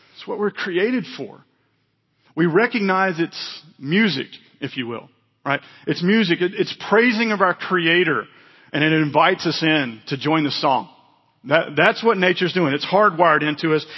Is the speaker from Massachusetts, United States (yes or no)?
no; Mississippi, United States; moved away; I was from Mississippi